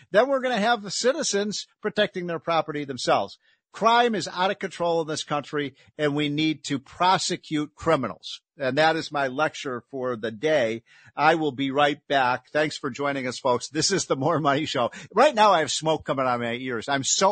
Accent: Chicago, Illinois, United States; I'm from Chicago

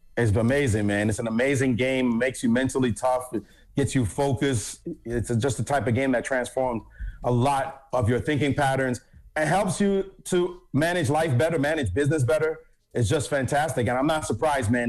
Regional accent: Jamaica; now in United States; I'm from Jamaica originally

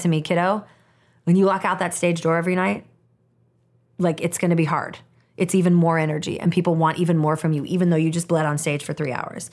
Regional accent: Portland, Oregon, United States; also born or lived in Olympia, Washington; when I was nine years old, my parents divorced. And my mom and I moved from Olympia, Washington, Portland, Oregon

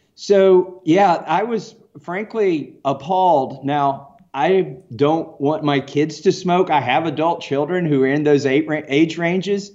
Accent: Kentucky, United States; I'm from Kentucky.

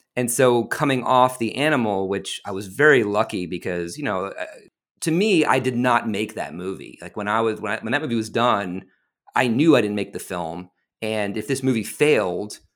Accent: Westport, Connecticut, United States; moved away as an adult; I'm from Westport, Connecticut.

